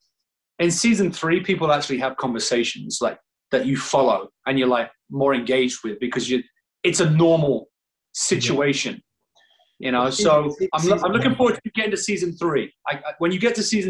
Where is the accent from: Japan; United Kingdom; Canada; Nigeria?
United Kingdom; Northern England; moved away as an adult; now in United States; being British and Northern